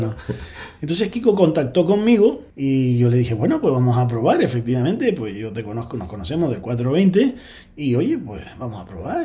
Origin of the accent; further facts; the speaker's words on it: Gran Canaria, Canary Islands, Spain; Comencé en el Optimi, en una escuela de vela de Puerto Rico, allí en Gran Canaria